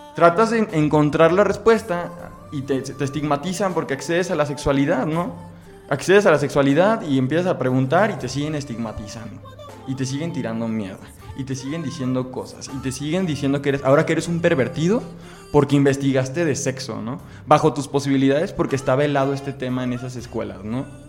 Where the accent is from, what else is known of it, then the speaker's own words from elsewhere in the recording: Guadalajara, Jalisco, Mexico; soy de la ciudad de Guadalajara, México.